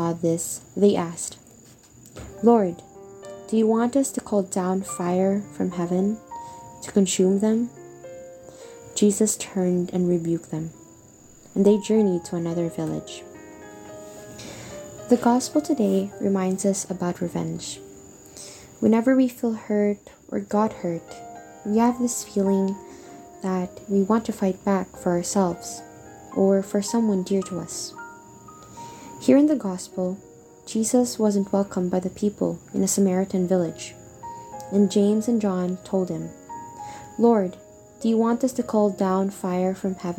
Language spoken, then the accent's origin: English; Philippines; also born or lived in Australia; I'm 12 years old